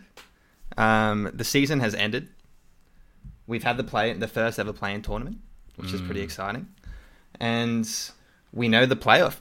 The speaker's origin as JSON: {"language": "English", "country": "Australia", "accent": "Australian", "said": "my Australian accent"}